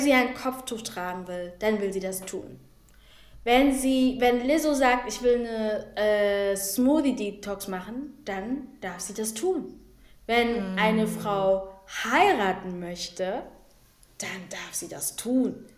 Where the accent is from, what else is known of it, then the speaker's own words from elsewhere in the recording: Germany; ich bin deutsch. So, ich war noch nie in Angola oder Kongo gewesen. So, ich bin mhm. deutsch. Ich kenne nichts anderes. Es ist leider Gottes mein Heimatland